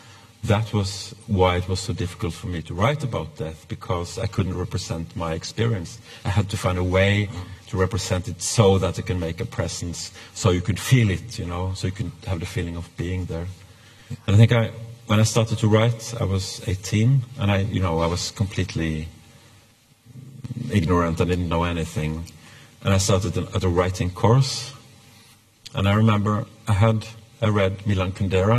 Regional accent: Norway; English is a second language; moved away as an adult; also born or lived in Sweden; I come from Norway

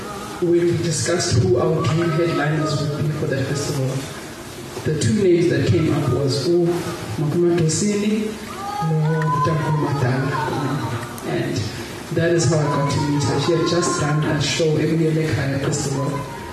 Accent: Eastern Cape, South Africa; also born or lived in Grahamstown, South Africa; I grew up in the Eastern Cape, many different places, including Grahamstown.

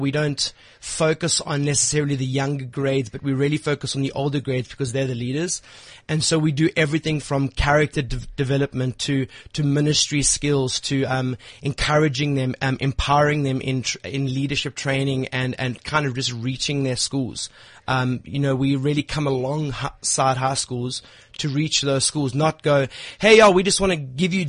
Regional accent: East London, Eastern Cape, South Africa; moved away as an adult; now in Johannesburg, South Africa; I'm not actually from Johannesburg. I'm actually from a little rural town called East London.

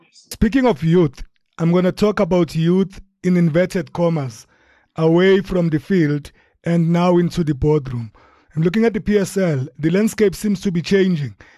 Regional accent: Durban, KwaZulu-Natal, South Africa; my hometown of Durban

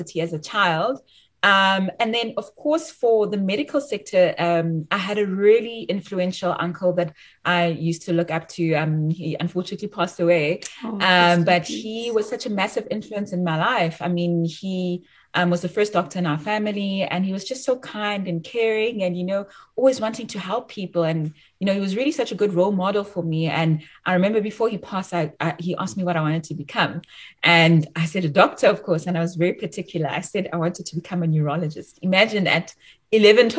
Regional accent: Bloemfontein, Free State, South Africa; moved away as an adult; also born or lived in Johannesburg, South Africa / Cambridge, United Kingdom; I'm actually from Bloemfontein. I'm bred in Bloemfontein

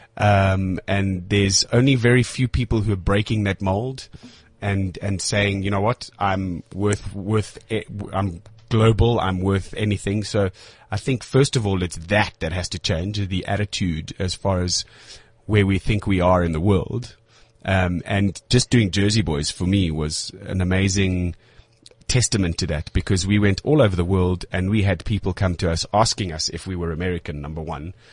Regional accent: South Africa; I'm a South African actor

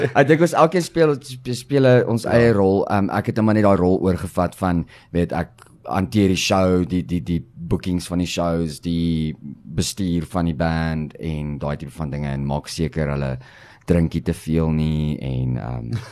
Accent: Pretoria, Gauteng, South Africa; moved away as an adult; now in Cape Town, South Africa; ons ons is oorspronklik van Pretoria af, Sensio

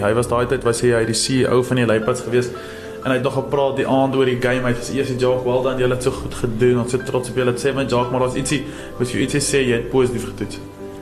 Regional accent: Potchefstroom, North West, South Africa; moved away as an adult; now in George, South Africa; ek het groot geword in Potchefstroom.

